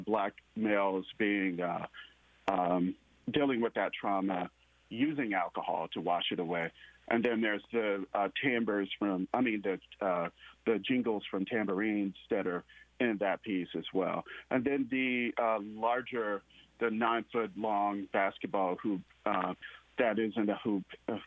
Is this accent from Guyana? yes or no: no; Mississippi, United States; moved away; I'm from Mississippi, so the viewers will probably hear the accent